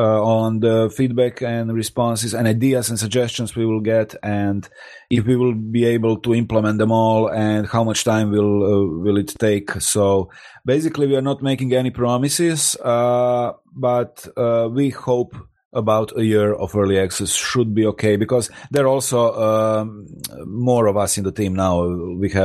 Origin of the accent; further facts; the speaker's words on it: Croatia; also born or lived in Rijeka, Croatia; I'm located in Rijeka in Croatia. It's like 150 kilometers away. We are all from Croatia